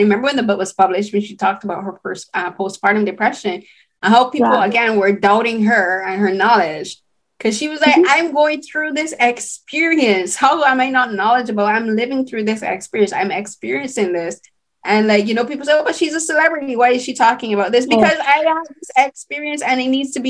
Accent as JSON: {"language": "English", "country": "Barbados", "tie": "born or raised there", "said": "growing up in Barbados, like, we saw the Calvin Klein ads in, like, the local Cave Shepherd"}